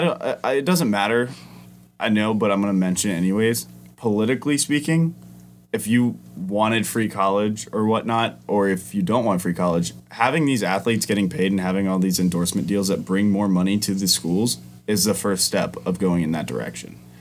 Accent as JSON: {"language": "English", "region": "Georgia", "country": "United States", "tie": "born or raised there", "said": "I'd lived in Georgia my entire life"}